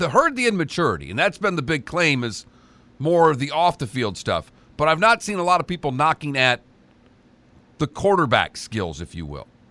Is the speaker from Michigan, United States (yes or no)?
yes; Michigan, United States; I'm born and raised in Michigan